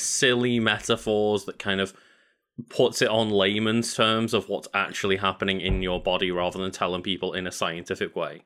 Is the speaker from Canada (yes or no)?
no; United Kingdom; as a British person